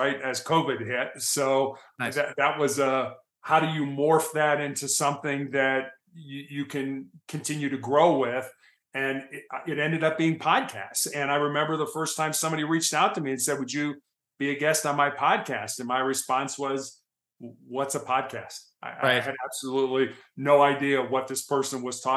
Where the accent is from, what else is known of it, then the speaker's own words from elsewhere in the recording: Chicago, Illinois, United States; also born or lived in Santa Barbara, California / Cincinnati, Ohio; now in Colorado, United States; I grew up in Chicago